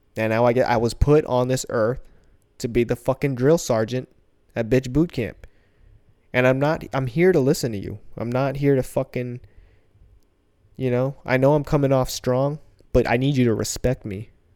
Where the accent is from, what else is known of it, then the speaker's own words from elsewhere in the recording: United States; also born or lived in Philippines (ancestry); she decided to come all the way on the other side of the planet, have me